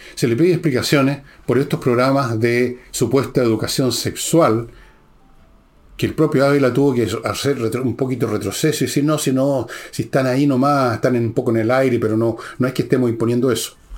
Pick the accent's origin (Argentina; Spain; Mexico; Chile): Chile; me siento chileno. Y en segundo lugar o tercer lugar, siento que vengo de una familia, por un lado, francesa, por otro lado, un poco italiano, alemanes, pero soy chileno